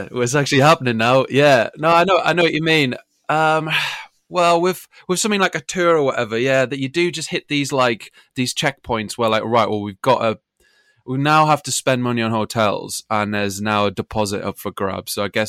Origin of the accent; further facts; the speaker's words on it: Sunderland, North East England, United Kingdom; now in Brighton, United Kingdom; When I first moved to Brighton from Sunderland, because that's where I was brought up originally, my accent floats in and out.